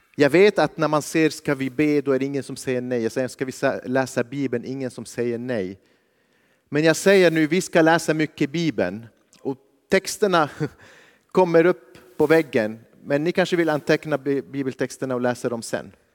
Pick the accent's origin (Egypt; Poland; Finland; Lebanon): Lebanon; now in Sweden; jag kommer från Libanon, jag växte upp under kriget.